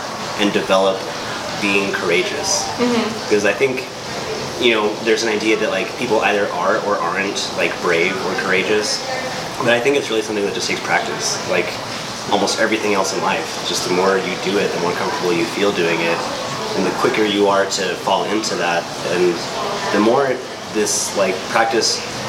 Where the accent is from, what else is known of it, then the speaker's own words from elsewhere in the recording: Las Cruces, New Mexico, United States; We grew up here in Las Cruces, New Mexico